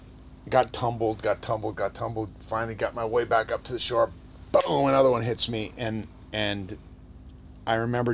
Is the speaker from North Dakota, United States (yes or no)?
yes; Minot, North Dakota, United States; moved away; Growing up in North Dakota, we're about as far from any ocean as you can get